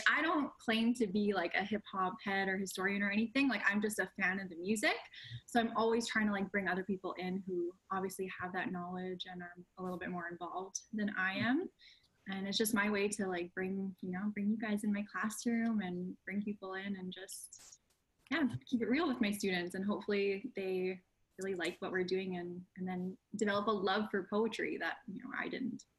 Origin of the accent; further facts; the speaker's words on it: Winnipeg, Manitoba, Canada; growing up in Winnipeg